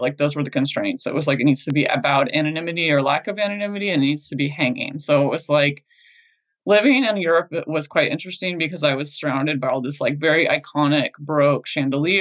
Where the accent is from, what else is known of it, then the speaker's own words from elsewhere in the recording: United States; as an American